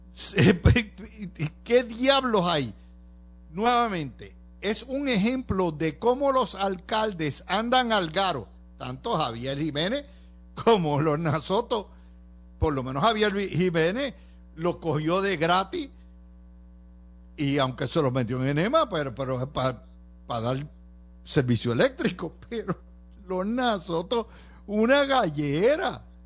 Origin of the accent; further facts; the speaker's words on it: Cidra, Puerto Rico; Sidra, mi, mi pueblo